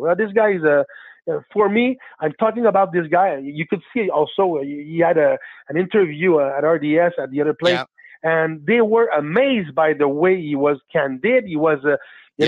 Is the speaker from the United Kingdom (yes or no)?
no; Quebec, Canada; also born or lived in Blainville; I'm French Canadian. I, am uh, living in Blainville